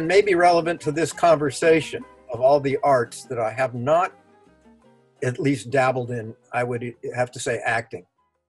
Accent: Los Angeles, California, United States; also born or lived in Berkeley; I'm from Los Angeles. I was born in Los Angeles. Went to grammar school, junior high school, and 2 years at UCLA, and then I moved to Berkeley in 1960.

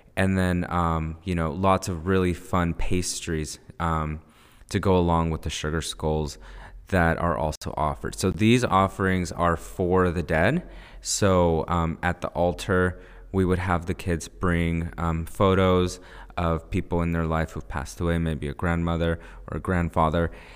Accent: United States; first language Spanish; English is a second language

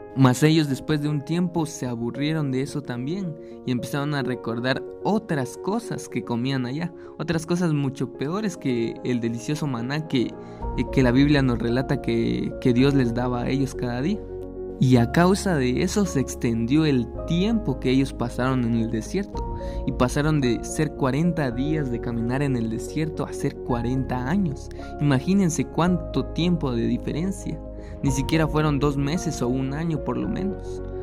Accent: Guatemala; en mi país Guatemala

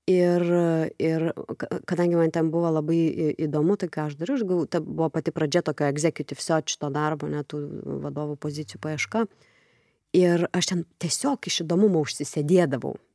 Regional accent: Lithuania; mes lietuviai tokie

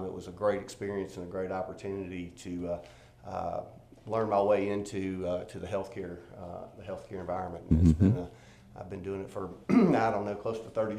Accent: Memphis, Tennessee, United States; also born or lived in Danville, Kentucky; I grew up in Memphis

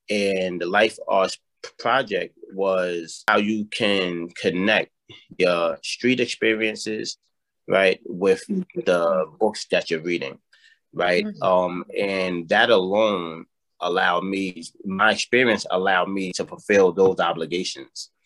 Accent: New York City, New York, United States; born and raised in the South Bronx

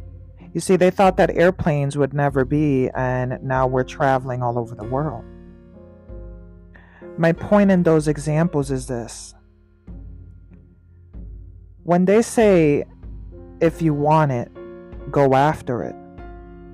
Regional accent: New York, United States; Being a New Yorker

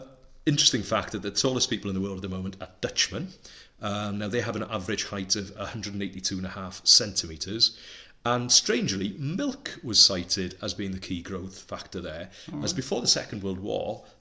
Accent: Wales, United Kingdom; first language Welsh; English is a second language; Welsh, which is my native language

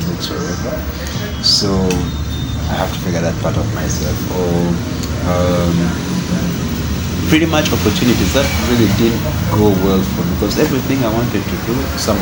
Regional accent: Uganda; moved away; also born or lived in Kenya; I'm Ugandan

